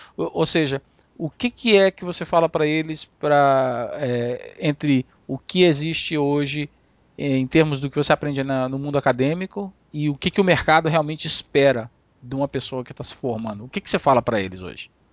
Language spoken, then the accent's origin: Portuguese; Amapá, Brazil; moved away; fui olhar aqui na cidade onde eu nasci, no Amapá